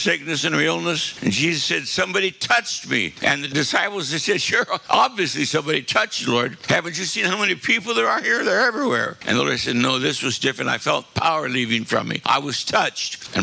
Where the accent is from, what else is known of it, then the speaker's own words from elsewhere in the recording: Kansas, United States; I'm from Kansas.